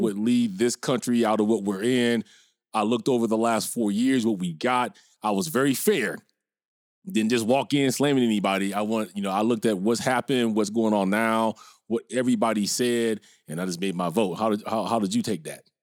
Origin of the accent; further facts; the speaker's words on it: Minnesota, United States; moved away as an adult; I can't even pretend to be a Minnesota bro no more 'cause I've been out here about twenty years